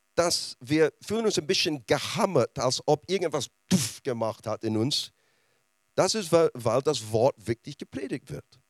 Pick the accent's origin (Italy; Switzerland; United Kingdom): United Kingdom; Scotland; German is a second language; now in Germany; Als Schotte